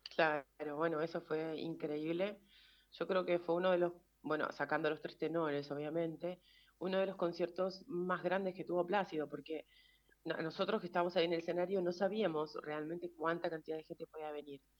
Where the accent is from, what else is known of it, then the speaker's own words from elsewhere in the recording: Santo Tomé, Santa Fe, Argentina; moved away as an adult; now in Madrid, Spain; nací en Santa Fe, pero viví toda mi infancia, adolescencia en, en Santo Tomé